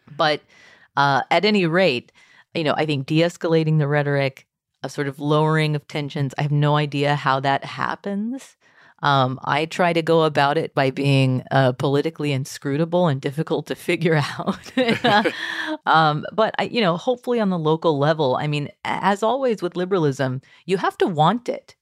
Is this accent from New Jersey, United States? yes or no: no; Texas, United States; I grew up in Texas public schools